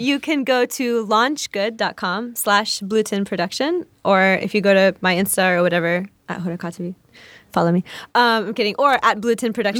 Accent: Oklahoma, United States; now in Chicago, United States; there was no other, like, really hijabi or, like, person who looked like me growing up in Oklahoma

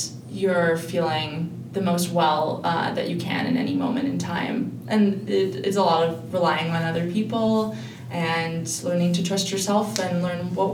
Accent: Edmonton, Alberta, Canada; also born or lived in Jasper; I'm originally from Edmonton, so I went to undergrad here

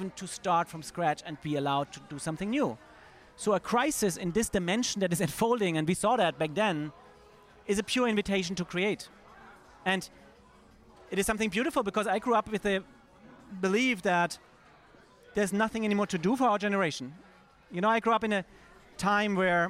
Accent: Germany; now in New York, United States; I'm German originally. I was living in New York by that date already

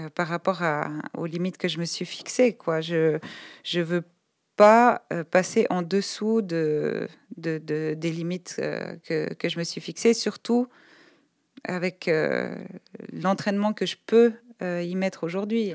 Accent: Polly-le-Grand, Vaud, Switzerland; also born or lived in Lausanne; moi je suis née à Lausanne, j'ai grandi à Poly-le-Grand, dans un village de, paysans

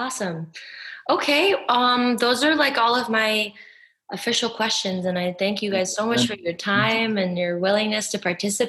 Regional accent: United States; as an American who's lived here my whole life

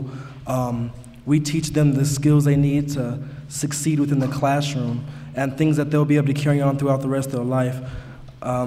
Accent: Albuquerque, New Mexico, United States; I'm 18 and I'm from Albuquerque

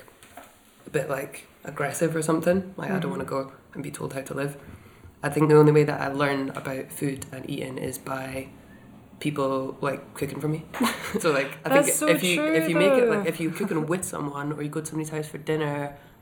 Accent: Dunbar, Scotland, United Kingdom; When I was growing up in Dunbar

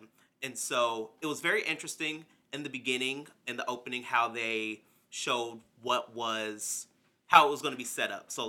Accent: Harrodsburg, Kentucky, United States; moved away; Yes, there is a protest that is happening in my very little hometown of Harrodsburg, Kentucky.

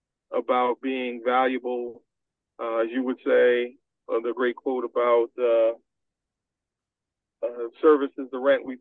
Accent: New York City, New York, United States; Because I grew up in New York City, coming to New Haven was not like coming any place unfamiliar to me.

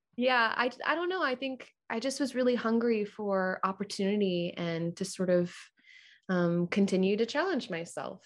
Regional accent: Orlando, Florida, United States; moved away as an adult; also born or lived in Jupiter, Florida; now in Atlanta, United States; we moved when I was one to Orlando, and I, I grew up in Orlando

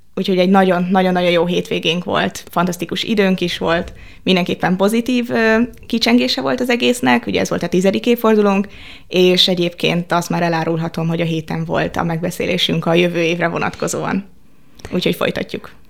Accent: Budapest, Hungary; én budapestiként

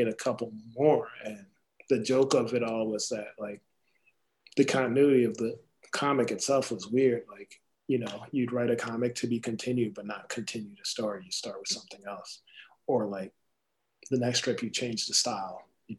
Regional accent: East Coast, United States; moved away as an adult; also born or lived in Philadelphia, Pennsylvania / San Jose, California; I'm from the East Coast. Like I was living around North Philly at the time, but then I moved to San Jose

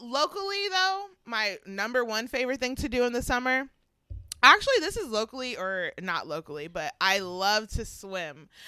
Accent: Georgia, United States; also born or lived in Syracuse; now in Pittsburgh, United States; when I was younger, living, growing up in Georgia

